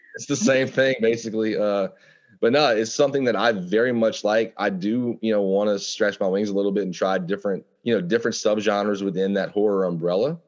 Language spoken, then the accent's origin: English; Louisiana, United States; growing up in Louisiana, we are surrounded by the wilderness